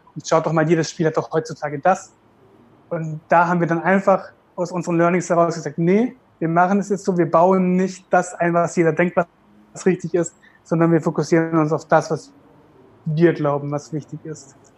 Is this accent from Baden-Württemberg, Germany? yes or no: yes; Karlsruhe, Baden-Württemberg, Germany; wir kommen ja aus Karlsruhe, Süddeutschland